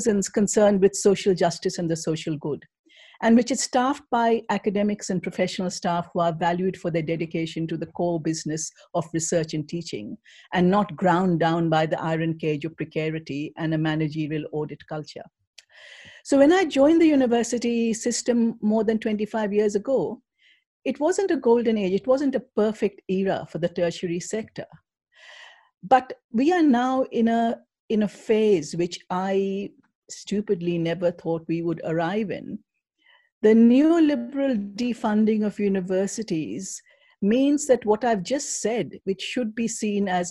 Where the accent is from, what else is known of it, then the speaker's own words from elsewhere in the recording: India; moved away; I come from India